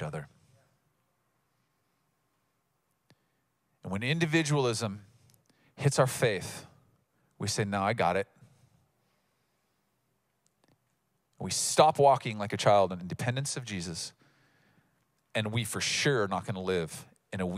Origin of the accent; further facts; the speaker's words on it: United States; as Americans